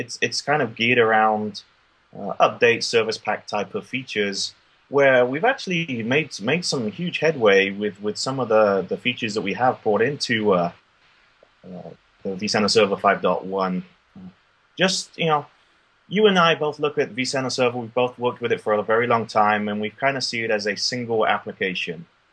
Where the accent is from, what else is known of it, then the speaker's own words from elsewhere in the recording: United Kingdom; now in Austin, United States; I'm originally from the motherland like you with the UK